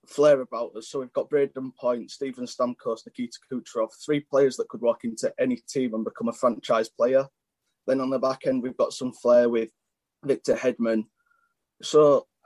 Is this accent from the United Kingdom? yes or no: yes; Yorkshire and the Humber, United Kingdom; I'm from West Yorkshire.